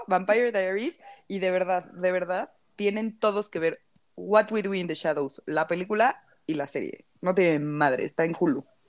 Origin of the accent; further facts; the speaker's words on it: Mexico; Nosotros somos mexicanos en México